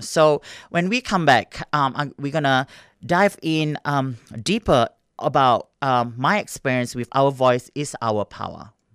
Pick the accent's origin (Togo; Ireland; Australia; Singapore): Singapore; moved away; I grew up in Singapore